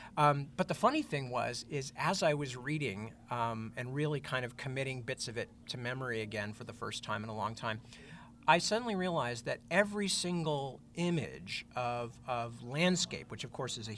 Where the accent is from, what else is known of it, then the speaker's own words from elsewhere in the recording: Northern California, United States; also born or lived in London; I'm pretty quintessentially Northern Californian in a lot of ways